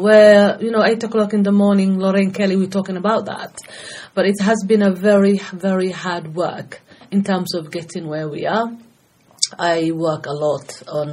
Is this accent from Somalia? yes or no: yes; Somalia; moved away as an adult; now in United Kingdom; I'm originally from Somalia, and I came to UK age of 18.